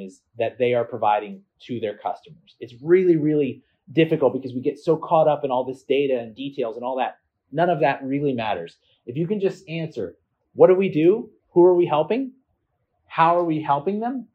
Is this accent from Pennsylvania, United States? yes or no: yes; Philadelphia, Pennsylvania, United States; I'm from Philadelphia